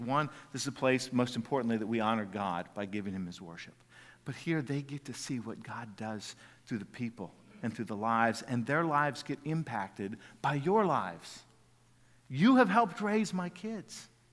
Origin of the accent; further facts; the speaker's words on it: Jacksonville, United States; when I was a kid growing up in Jacksonville